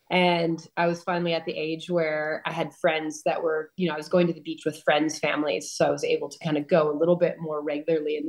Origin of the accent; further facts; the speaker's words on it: Palos Verdes, California, United States; I grew up in Los Angeles area, but like far from the city, kind of in the southern Los Angeles County. There's a town called Palos Verdes